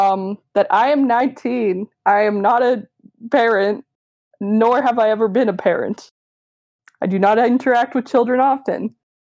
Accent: Canada; I'm Canadian.

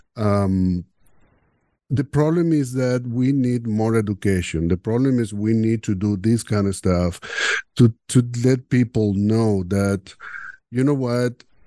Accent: Venezuela; English is a second language; moved away as an adult; now in Canada; growing up in Venezuela, in a machista so, uh, society

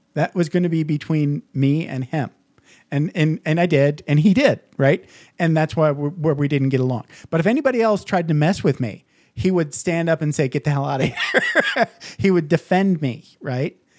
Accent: Midwest, United States; I grew up in the Midwest

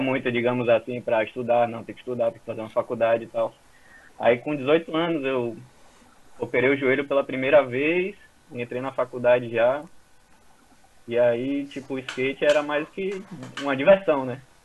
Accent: Salvador, Bahia, Brazil; eu tenho 30 anos, né? Sou daqui de Salvador.

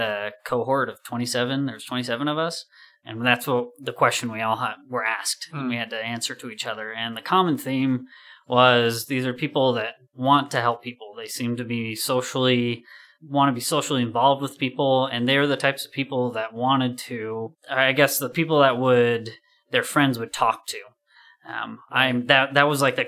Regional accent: Orem, Utah, United States; moved away as an adult; also born or lived in Chicago; I'm born and raised in Orem

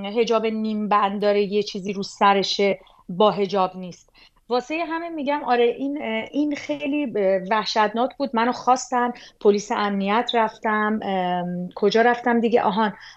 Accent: Iran; moved away as an adult

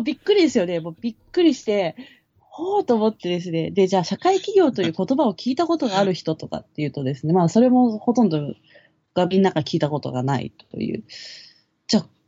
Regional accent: Kawasaki, Kanagawa, Japan; moved away as an adult; 私はその、まあ、川崎出身なんですね。で、2年半前に川崎から来た

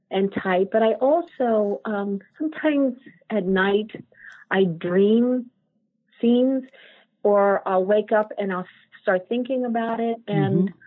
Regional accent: Ireland; And I keep looking at the teapots and they, kind of saying, well, you know, I'm from Ireland

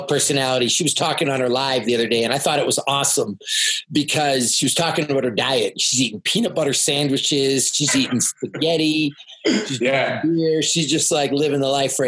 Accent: Canada; I'm a Canadian

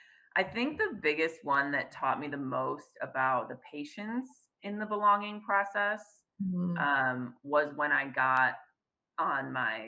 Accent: Midwest, United States; now in Fresno, United States; I was from the Midwest. I'm very proud to be from the Midwest

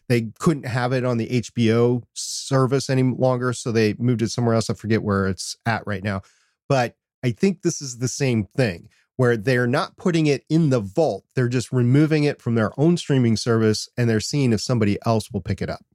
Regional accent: Minnesota, United States; I'm from Minnesota

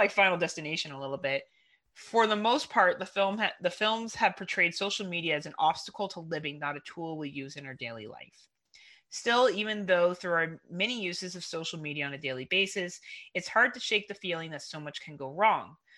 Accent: Canada; we're Canadian

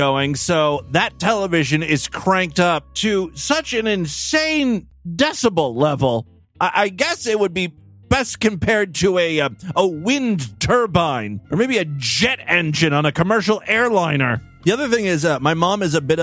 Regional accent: Ashtabula, Ohio, United States; moved away; Ashtabula is my hometown, right? It's where I grew up. It's a very like small rural town in Northeast Ohio.

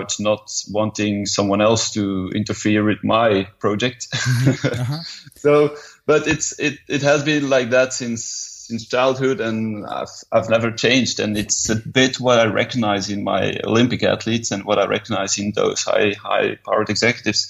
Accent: Leuven, Flanders, Belgium; also born or lived in Perth, Australia / Saudi Arabia; I'm born in Belgium. I am in Belgium at the moment

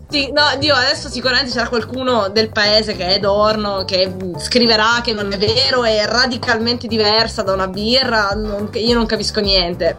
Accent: Palermo, Sicily, Italy; moved away as an adult; now in Pavia, Italy; sono di Palermo, mi sono trasferita qui per l'università

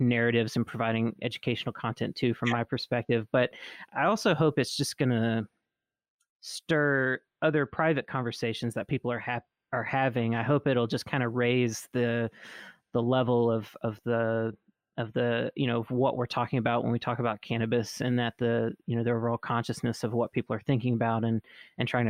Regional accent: Mississippi, United States; me growing up in Mississippi

